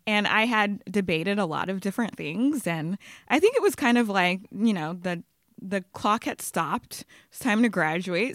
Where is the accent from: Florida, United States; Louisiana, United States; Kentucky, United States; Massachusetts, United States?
Louisiana, United States; Baton Rouge; moved away as an adult; also born or lived in Los Angeles; now in New York, United States; I grew up in Baton Rouge, Louisiana